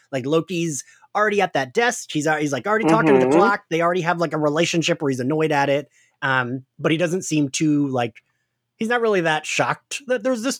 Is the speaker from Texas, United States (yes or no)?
no; New Jersey, United States; accent: Jersey; It's my Jersey accent.